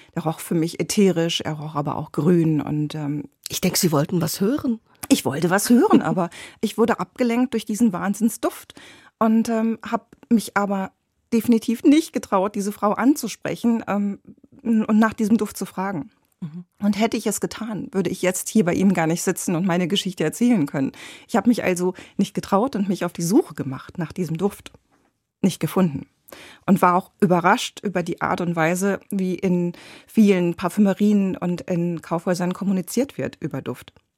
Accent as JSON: {"language": "German", "area": "Ruhr area", "region": "North Rhine-Westphalia", "country": "Germany", "moved": "yes", "lives_now": "Berlin, Germany", "said": "ich komme aus dem Ruhrgebiet"}